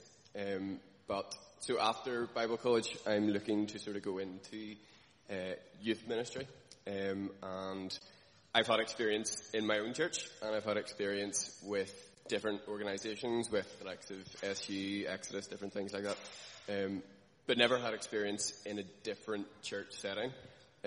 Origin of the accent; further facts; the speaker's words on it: Jordanstown, Northern Ireland, United Kingdom; I'm from Jordanstown